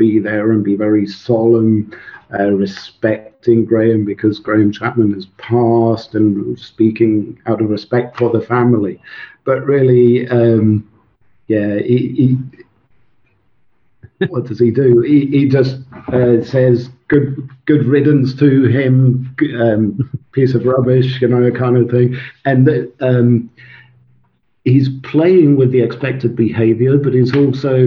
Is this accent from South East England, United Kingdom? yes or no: no; Suffolk, East of England, United Kingdom; first language Swedish; English is a second language; also born or lived in Sweden / Scotland; I grew up in Suffolk